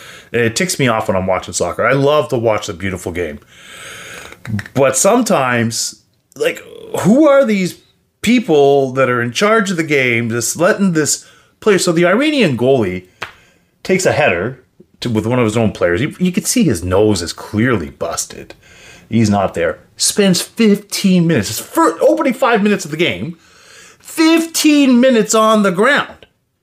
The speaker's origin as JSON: {"language": "English", "country": "Canada", "said": "I'm Canadian."}